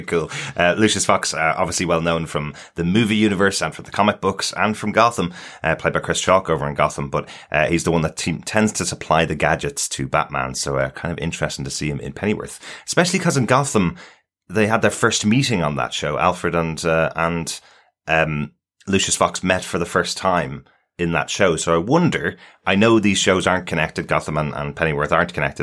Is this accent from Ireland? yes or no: yes; Ireland; we're from Ireland